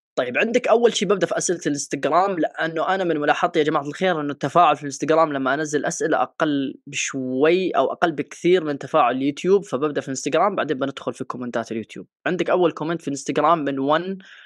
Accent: Yemen; انا من اليمن

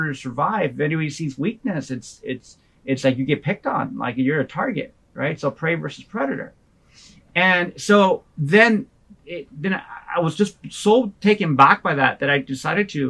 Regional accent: Los Angeles, California, United States; So I grew up in South Central, Southeast L.A. My parents immigrated and landed in Southeast and Los Angeles

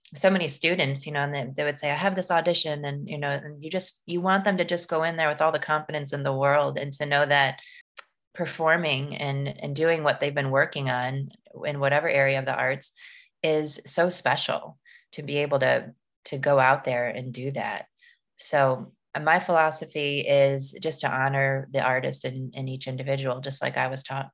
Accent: Maumee, Ohio, United States; I grew up in Maumee

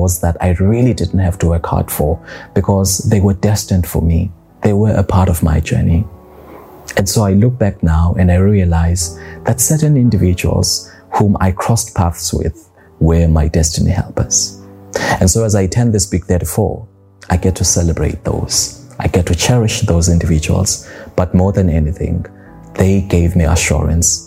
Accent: South Africa; moved away as an adult; now in Dubai, United Arab Emirates; I just left my home country, South Africa, and moved to Dubai.

